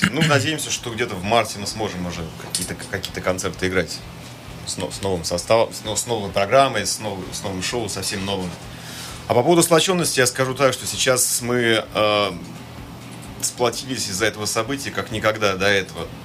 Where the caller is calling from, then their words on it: Berlin, Germany; сегодня звоню из города до Берлина.